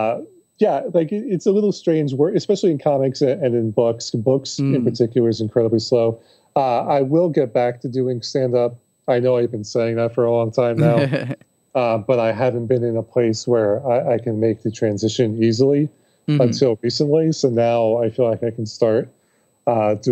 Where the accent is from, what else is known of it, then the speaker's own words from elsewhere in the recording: Long Island, New York, United States; also born or lived in Buffalo, New York / Capital Region, New York / Hudson Valley, New York / Glens Falls, New York; I was born on Long Island. So, like, I am a true blue.